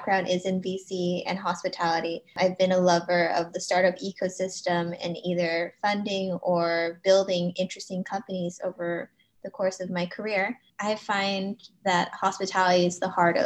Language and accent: English; Los Angeles, California, United States; having an Asian American heritage and growing up in Los Angeles